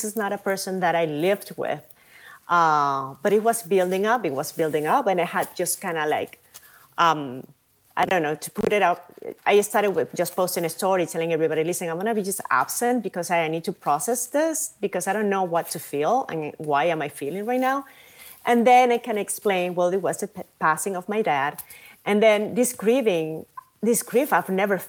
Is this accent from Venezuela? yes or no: yes; Venezuela; also born or lived in New York City; now in Madrid, Spain; I'm from Venezuela